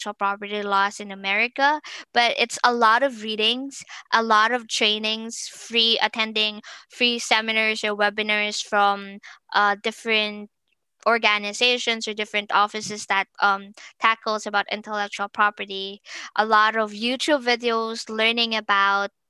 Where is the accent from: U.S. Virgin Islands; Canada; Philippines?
Philippines; moved away as an adult; now in United States; initially I'm from the Philippines